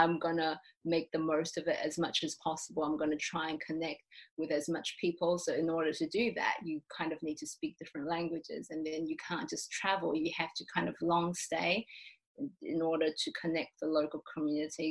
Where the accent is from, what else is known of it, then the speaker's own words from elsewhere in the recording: Taiwan; moved away as an adult; also born or lived in New Zealand; I'm from Taiwan, so obviously I grew up in Taiwan, but I did spend 5 years of my childhood in New Zealand.